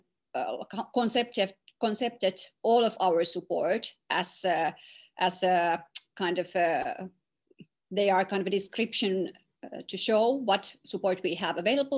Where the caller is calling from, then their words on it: Tampere, Pirkanmaa, Finland; English is a second language; Well, I'm joining you from Finland, from Tampere.